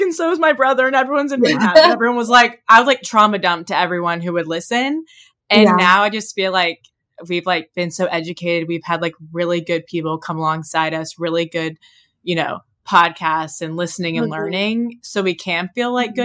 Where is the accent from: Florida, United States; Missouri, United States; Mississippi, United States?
Mississippi, United States; Oxford; we grew up like in Oxford, like we said, where drinking was so normal